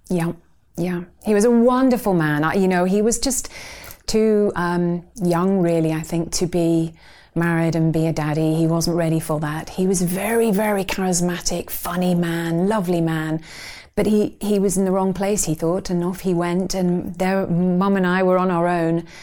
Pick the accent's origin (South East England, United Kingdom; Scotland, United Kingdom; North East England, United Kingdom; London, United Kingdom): London, United Kingdom; Surbiton; I grew up in Surbiton in Surrey.